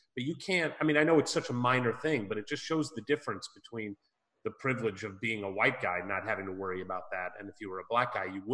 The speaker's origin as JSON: {"language": "English", "town": "St. Louis", "region": "Missouri", "country": "United States", "tie": "born or raised there", "said": "I grew up in St. Louis, Missouri, which is a big African-American population."}